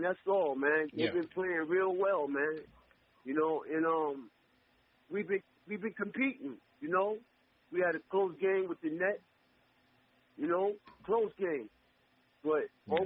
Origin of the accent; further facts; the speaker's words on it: New York City, New York, United States; I'm from Jamaica, Queens